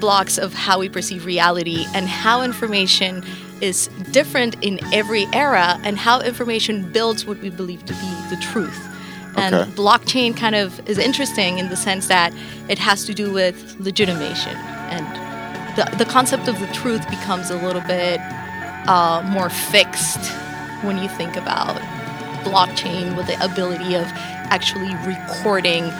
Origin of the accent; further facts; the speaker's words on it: Bogotá, Bogotá Capital District, Colombia; moved away as an adult; now in New York, United States; So I'm originally from Bogota, Colombia. I was born and raised there, moved to New York in 2009.